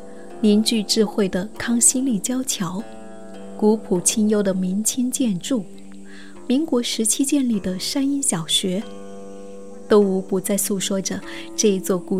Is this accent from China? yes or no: yes; Guangdong, China; 我广东的。